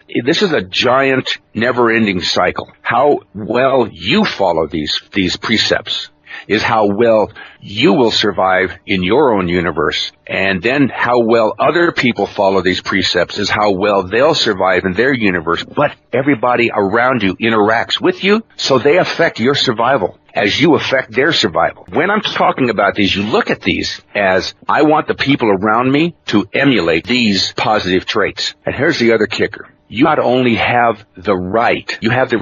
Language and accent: English; Klamath Reservation, Oregon, United States; I was raised in Klamath. I'm Cherokee, raised in the Klamath Reservation